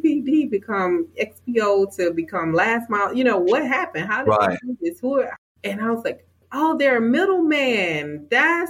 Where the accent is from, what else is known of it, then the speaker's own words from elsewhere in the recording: Louisville, Georgia, United States; I am a homegrown Georgia peach. I grew up in South Georgia in this town called Louisville, Georgia.